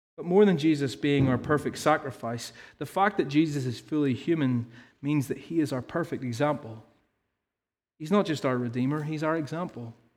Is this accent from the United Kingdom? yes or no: yes; Ballymena, Northern Ireland, United Kingdom; I can't say that in a posh way, 'cause I have no teas, 'cause I'm from Ballymena